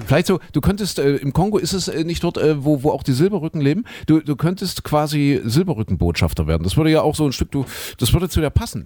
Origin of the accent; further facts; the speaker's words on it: eastern Germany, Germany; hier bei uns im Osten